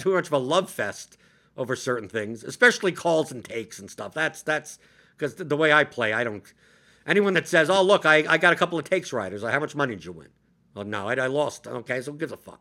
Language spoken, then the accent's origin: English; New York, United States; I'm just a New Yorker.